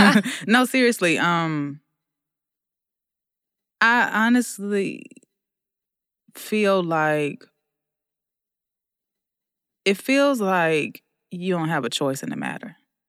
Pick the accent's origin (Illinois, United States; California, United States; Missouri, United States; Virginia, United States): Virginia, United States; You know I'm from Virginia.